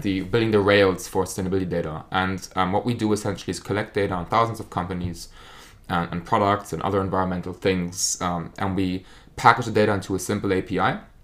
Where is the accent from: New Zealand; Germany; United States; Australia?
Germany; accent: German; English is a second language; moved away as an adult; now in United Kingdom; So, I'm from Germany, as you can probably tell from my accent.